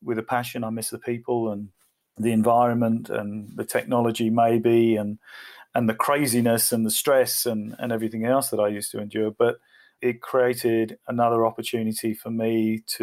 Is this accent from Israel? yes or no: no; England, United Kingdom; moved away as an adult; now in Australia; I am English.